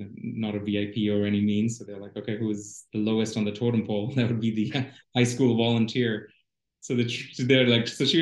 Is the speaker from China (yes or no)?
no; Mombasa, Mombasa County, Kenya; moved away as an adult; also born or lived in Worcester, Massachusetts / Chicago; now in United States; I was born and raised in Kenya